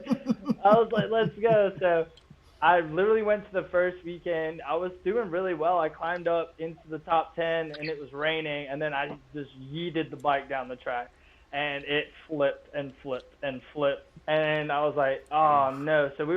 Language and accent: English; England, United Kingdom; now in New Orleans, United States; So I had another chance in front of them in New Orleans, where we moved to when I came over from England